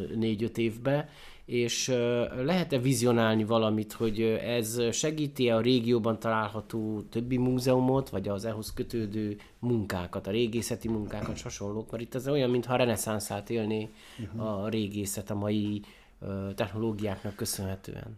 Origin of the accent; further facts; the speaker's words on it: Odorheiu Secuiesc, Harghita County, Romania; Ezt is udvarhelyiként kérdem meg